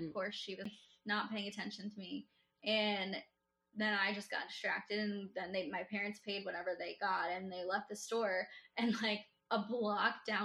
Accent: East Coast, United States; I'm from the East Coast

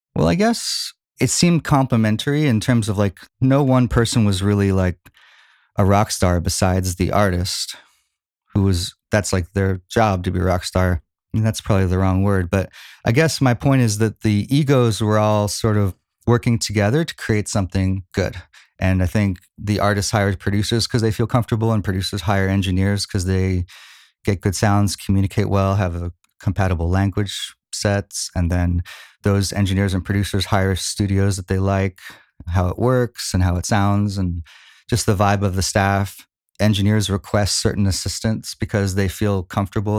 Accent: Philadelphia, Pennsylvania, United States; moved away as an adult; also born or lived in Norristown, Pennsylvania / Plymouth Meeting, Pennsylvania / Boston; now in Los Angeles, United States; I'm an East Coast guy. Grew up in Philly

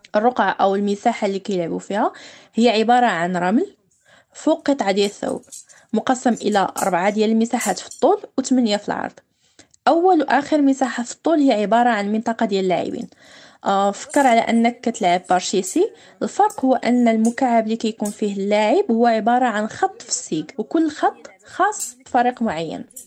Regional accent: Dakhla, Dakhla-Oued Ed-Dahab, Morocco; في المدينة ديالنا اللي هي مدينة الداخلة

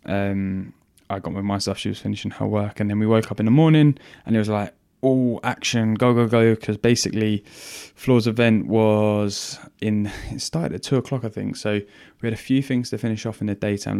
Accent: England, United Kingdom; I'm English

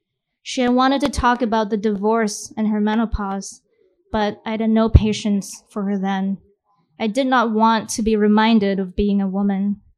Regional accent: Malaysia; I'm going to read a story from my book set in my hometown in Malaysia.

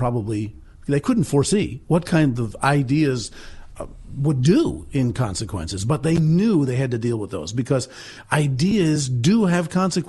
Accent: New Jersey, United States; now in Massachusetts, United States; Actually, I grew up in New Jersey, but my father, I was born in Massachusetts, but then my father, who was a pastor, he moved us back here into New England and Massachusetts.

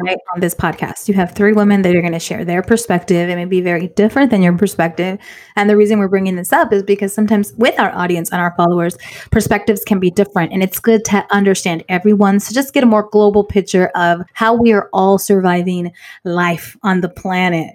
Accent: Inglewood, California, United States; also born or lived in South Bay; I loved growing up in Inglewood

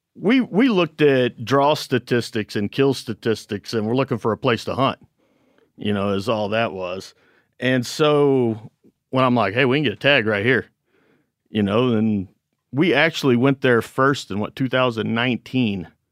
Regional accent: Missouri, United States; We're from Missouri.

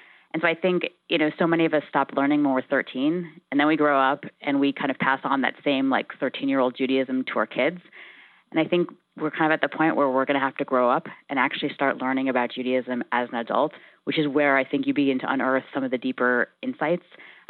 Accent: United States; what we can do as American Jews is to try to engage in the discussion of Israel

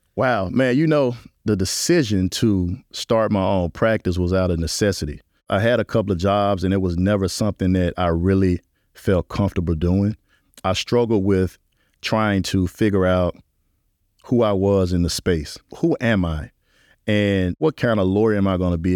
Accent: Memphis, Tennessee, United States; now in New Orleans, United States; growing up in Memphis was a confounding experience

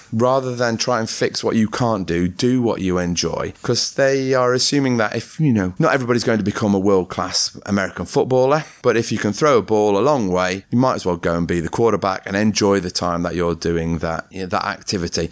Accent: Ripley, East Midlands, United Kingdom; when I grew up in Ripley Mill Hill, I grew up in a, an ex-mining type community.

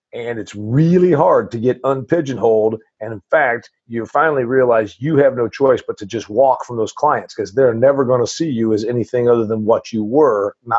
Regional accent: Nashville, Tennessee, United States; from Nashville.

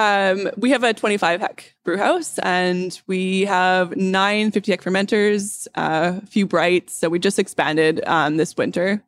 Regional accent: North Vancouver, British Columbia, Canada; I grew up on the North Shore

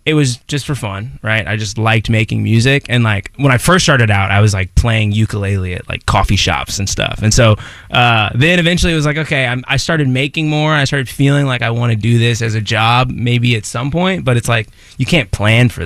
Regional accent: Allen, Texas, United States; Allen, Texas

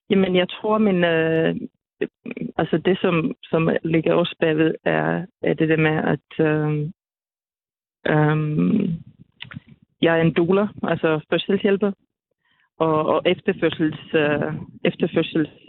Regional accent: Finland; now in Denmark; og jeg er jo lidt fra Finland, og, og min familie er for det meste bor derovre

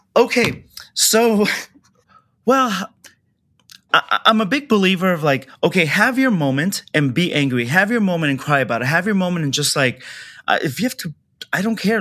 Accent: Kabul, Afghanistan; also born or lived in Orange County, California; now in Los Angeles, United States; I'm a refugee from Afghanistan. So we were invaded by USSR and that's that war. So we escaped and um, ended up in this is like probably the biggest jump, but from Afghanistan war zone down to Orange County

